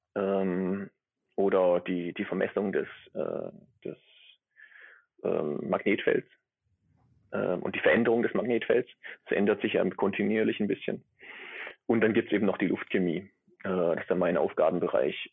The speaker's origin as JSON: {"language": "German", "area": "near Stuttgart", "region": "Baden-Württemberg", "country": "Germany", "also_born_or_lived": "Gießen", "accent": "Swabian", "moved": "as an adult", "lives_now": "Neumayer Station III, Antarctica", "said": "ich bin aus der Nähe von Stuttgart, das hört man wahrscheinlich auch, auch ab und zu. Ne, ganz los bin ich den schwäbischen Dialekt nicht, nicht geworden."}